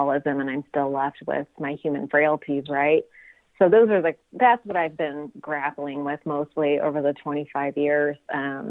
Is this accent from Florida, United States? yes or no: no; Sunnyvale, California, United States; also born or lived in Cupertino; I actually grew up in Sunnyvale